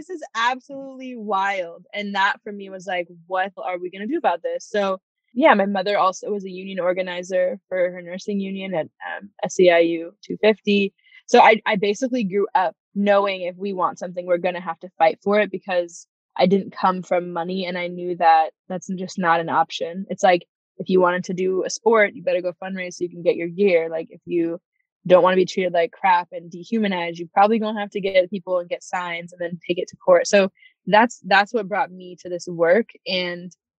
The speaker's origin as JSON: {"language": "English", "town": "Fresno", "region": "California", "country": "United States", "tie": "born or raised there", "also_born_or_lived": "Santa Cruz, California", "said": "We moved to Fresno"}